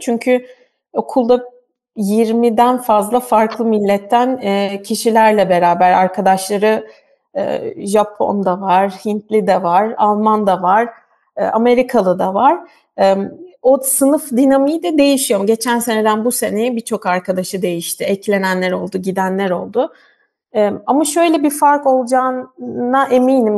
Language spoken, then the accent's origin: Turkish; Turkey; moved away as an adult; now in Germany; bütün eğitim hayatım boyunca e, hani tamamen Türk sisteminde yetiştim